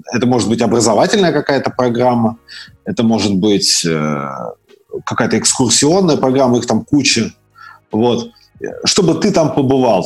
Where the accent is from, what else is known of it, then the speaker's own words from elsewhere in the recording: Nizhnekamsk, Tatarstan, Russia; also born or lived in Severodvinsk, Arkhangelsk Oblast / Sochi / Israel; я родом город Северодвинск, это Архангельская область, это Белое море. А вырос э, я в городе Нижнекамск